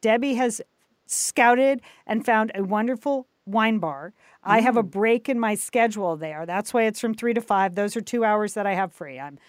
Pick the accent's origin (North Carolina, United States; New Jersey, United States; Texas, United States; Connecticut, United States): Connecticut, United States; Southport; the book actually takes place in Southport, Connecticut. So I will be going back to my hometown, and the Pequot Library appears in the book.